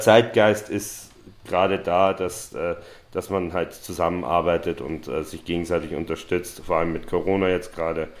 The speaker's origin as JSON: {"language": "German", "region": "Vienna", "country": "Austria", "moved": "yes", "lives_now": "Berlin, Germany", "said": "ich, bin aus Wien"}